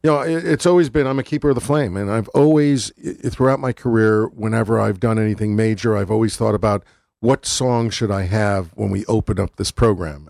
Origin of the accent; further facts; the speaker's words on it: Waterbury, Connecticut, United States; also born or lived in Milford / New Haven; where I grew up. And this is a song about growing up in Waterbury and Milford